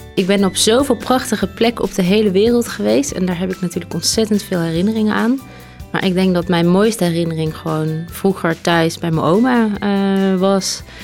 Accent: North Brabant, Netherlands; ik kom uit Brabant

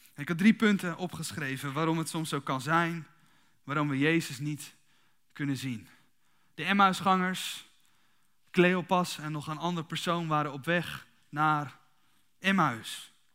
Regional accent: Kuinre, Overijssel, Netherlands; also born or lived in Emmeloord; Ik ben, ik ben dus geboren in Emmerloort, opgegroeid in Kuinderen.

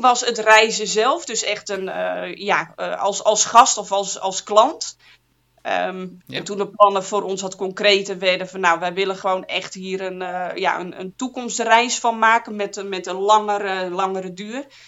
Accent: Friesland, Netherlands; moved away as an adult; also born or lived in Zwolle / Groningen / Amsterdam; ik ben geboren en getogen in Friesland

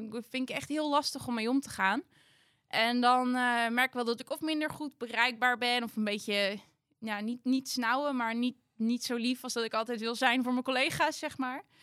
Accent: Ingen, Gelderland, Netherlands; Ja, nou, ehm, ik kom uit Betuwe, uit Inge. Maar ik heb nu een hele grote schoonfamilie die helemaal uit Brabant komt.

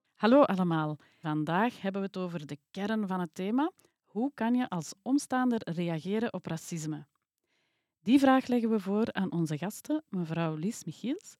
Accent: Belgium; also born or lived in China; Maar ik woon hier eigenlijk al sinds mijn één jaar, dus ik voel mij ook vooral Belg

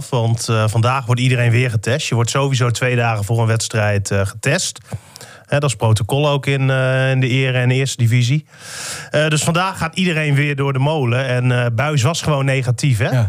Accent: Groningen, Netherlands; We zijn Groningers, hè?

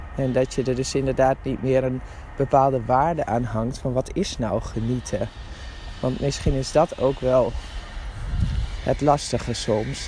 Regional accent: Drenthe, Netherlands; Ik ben een Drentse van oorsprong

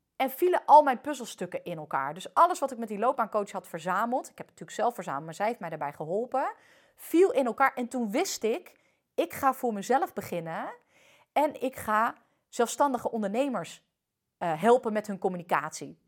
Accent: Netherlands; also born or lived in France; al ben ik hier voornamelijk opgegroeid

